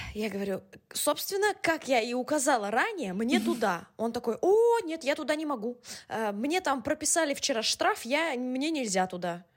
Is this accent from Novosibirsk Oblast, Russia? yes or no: no; Moscow, Russia; first language Russian; moved away as an adult; also born or lived in Bologna, Italy / Madrid, Spain; now in Istanbul, Turkey; я родилась в Москве